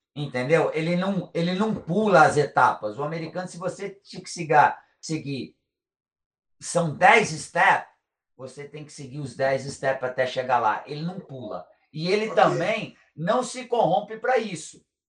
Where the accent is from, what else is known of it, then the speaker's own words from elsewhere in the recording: Brazil; moved away as an adult; now in United States; eu sou brasileiro, gosto do meu país, amo o meu país